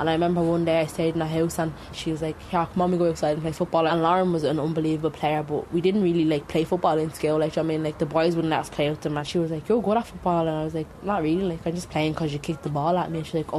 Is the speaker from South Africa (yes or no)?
yes; South Africa; now in Dublin, Ireland; I'm originally from South Africa. I am currently living in James Street in Dublin, in the inner city.